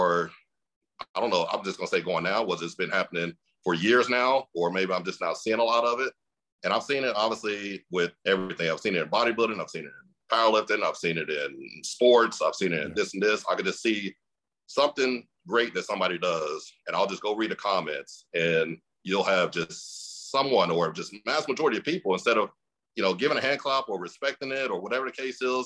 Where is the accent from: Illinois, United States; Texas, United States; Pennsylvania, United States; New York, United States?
Texas, United States; Mesquite; I grew up in a city called Mesquite, Texas